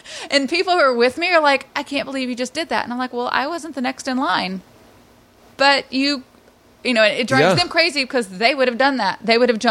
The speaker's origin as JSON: {"language": "English", "region": "the South", "country": "United States", "tie": "born or raised there", "said": "And growing up in the South, that was the form of discipline."}